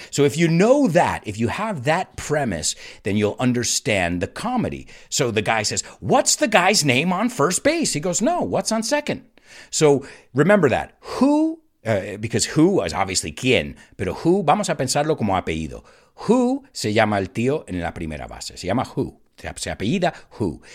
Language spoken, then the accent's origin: English; United States; our American national anthem